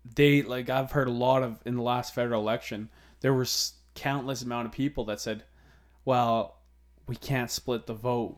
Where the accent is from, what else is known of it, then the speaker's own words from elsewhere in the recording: Alberta, Canada; growing up in Alberta and s, and, uh, growing up in a small community